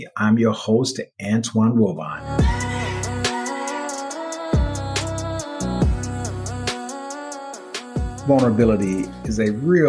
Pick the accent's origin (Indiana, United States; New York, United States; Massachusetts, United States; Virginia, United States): Indiana, United States; Gary; moved away; I grew up in Gary, Indiana, during a time when steel mills were running the city